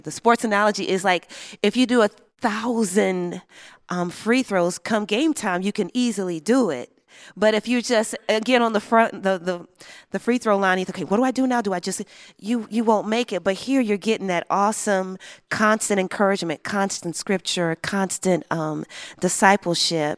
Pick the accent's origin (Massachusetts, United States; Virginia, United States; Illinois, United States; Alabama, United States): Illinois, United States; Chicago; I grew up in Chicago, south side of Chicago